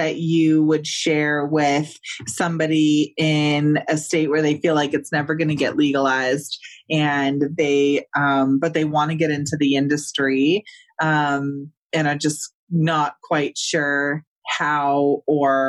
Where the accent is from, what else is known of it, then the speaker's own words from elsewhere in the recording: California, United States; I'm from California